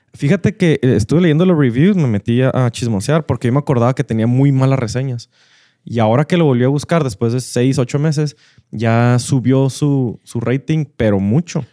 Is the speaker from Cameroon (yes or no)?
no; northern Mexico, Mexico; somos muy norteños, muy de carne asada